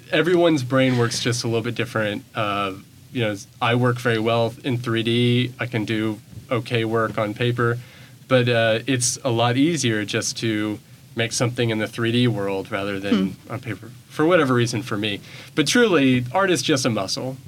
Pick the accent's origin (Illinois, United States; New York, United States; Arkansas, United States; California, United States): Arkansas, United States; Bentonville; moved away as an adult; now in Memphis, United States; I come from Bentonville, Arkansas, which is ooh, Walmart town, very well funded. Uh, Bentonville High School